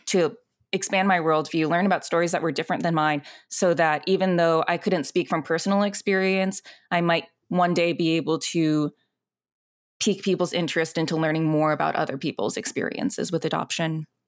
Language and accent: English; Alexandria, Virginia, United States; moved away as an adult; also born or lived in Zhongshan, China; now in Los Angeles, United States; I grew up in Alexandria, Virginia